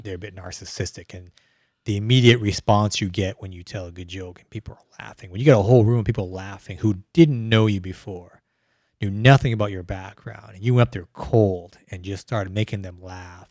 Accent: Calgary, Alberta, Canada; moved away as an adult; also born or lived in Vietnam; now in Houston, United States; moved okay. to Canada.

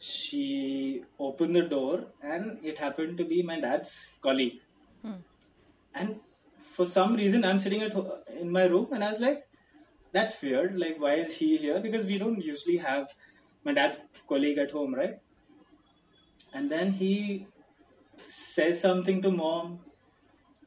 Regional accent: Navi Mumbai, Maharashtra, India; a small kid growing up in New Bombay

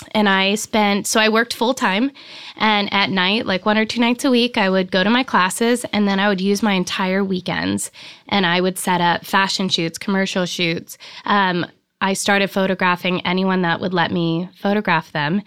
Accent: Sparks, Nevada, United States; moved away as an adult; also born or lived in Reno, Nevada / Florence, Italy / San Diego, California / Laguna Beach, California; now in Big Sur, United States; I grew up, um, in a little town called Sparks, Nevada

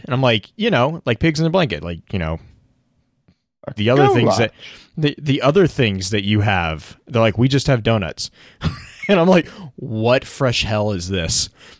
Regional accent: Texas, United States; now in Kansas, United States; I grew up in Texas.

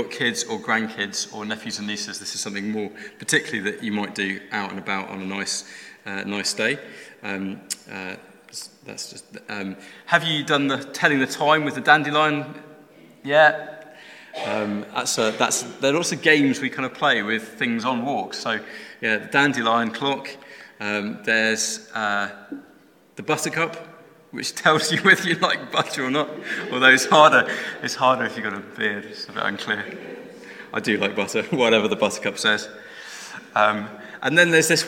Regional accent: London, United Kingdom; moved away as an adult; now in Black Country, United Kingdom; I was born in London, but we've been in the Black Country for 16 years now

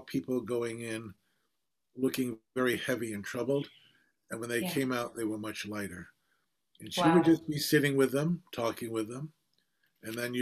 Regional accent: New York City, New York, United States; I was born in Brooklyn, in Bay Ridge, and I'm second generation American

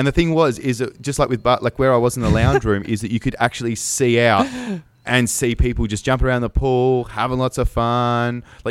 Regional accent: Hobart, Tasmania, Australia; So Hobart.

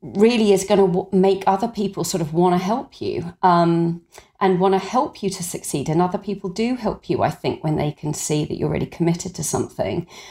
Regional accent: Suffolk, East of England, United Kingdom; I grew up in Suffolk in a family without much money

